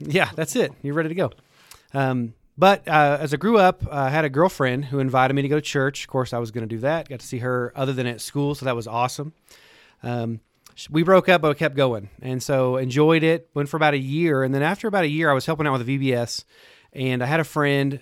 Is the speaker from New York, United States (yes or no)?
no; Lubbock, Texas, United States; I grew up in Lubbock, Texas, just a few, a hundred mile, I guess a hundred miles from here. Um, born and raised there, lived there my whole life.